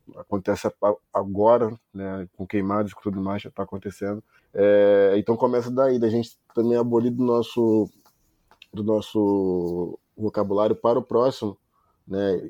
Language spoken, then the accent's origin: Portuguese; Brazil